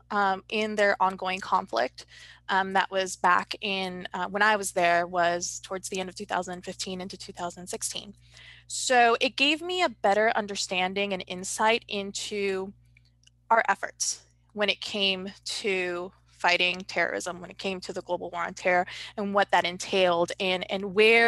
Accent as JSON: {"language": "English", "town": "Los Angeles", "region": "California", "country": "United States", "tie": "born or raised there", "said": "I was born in Los Angeles, California"}